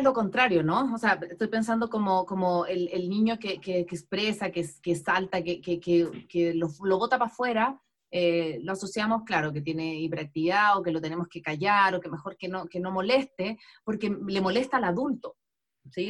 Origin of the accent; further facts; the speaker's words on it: Chile; now in Ecuador; yo vivo en Ecuador, pero soy chilena